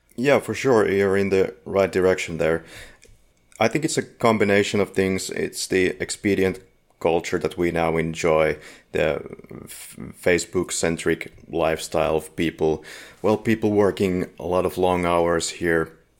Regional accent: Finland; We're from Finland

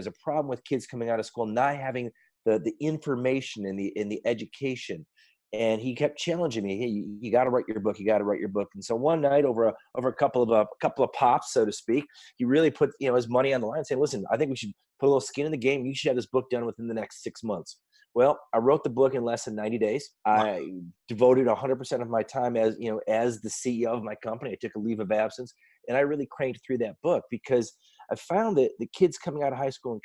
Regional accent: Detroit, Michigan, United States; I'm from Detroit

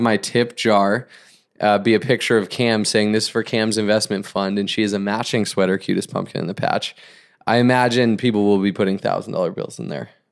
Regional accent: Northeast, United States; now in Orange County, United States; I grew up in the Northeast

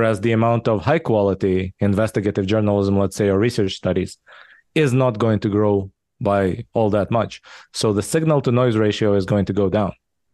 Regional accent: Israel; English is a second language; also born or lived in Soviet Union / Japan / California; now in United States; I was born in the Soviet Union, raised in Israel. I lived in Japan for a while, then in California, in the Bay Area for 10 years. Now I've been in Texas for the past 6 years.

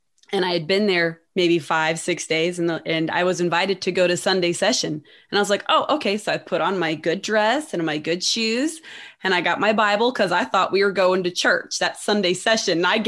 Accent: United States; do you know what we call bathers in the US? We call them swimsuits

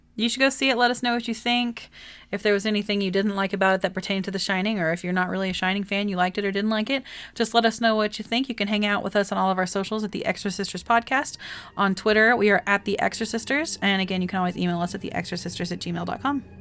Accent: Texas, United States; I'm from Texas

